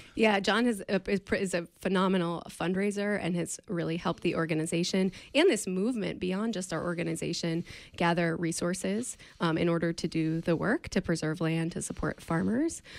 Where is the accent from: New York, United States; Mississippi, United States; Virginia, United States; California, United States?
New York, United States; outside of New York City, United States; now in Maine, United States; I grew up outside of New York City